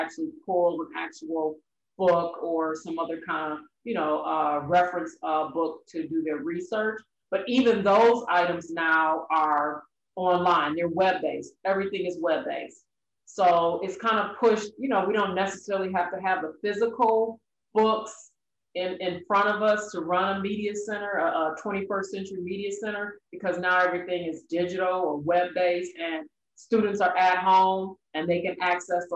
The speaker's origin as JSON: {"language": "English", "town": "Detroit", "region": "Michigan", "country": "United States", "tie": "born or raised there", "said": "I am a native Detroiter, born and raised in Detroit"}